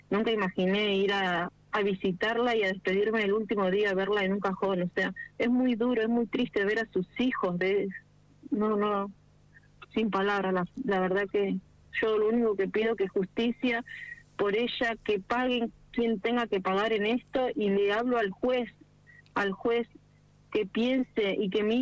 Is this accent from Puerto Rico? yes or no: no; Pellegrini, Argentina; yo no vivo en Toay, pero yo soy de Pellegrini.